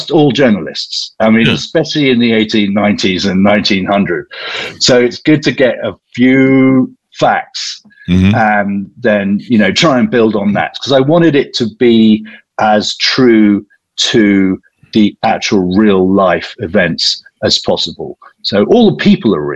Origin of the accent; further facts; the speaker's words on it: South East England, United Kingdom; I'm English